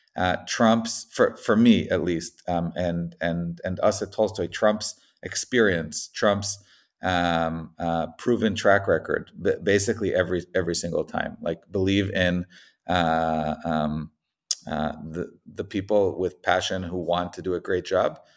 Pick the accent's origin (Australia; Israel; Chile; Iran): Israel; moved away as an adult; also born or lived in United States; I grew up in Israel, um, got a, then, then moved to the States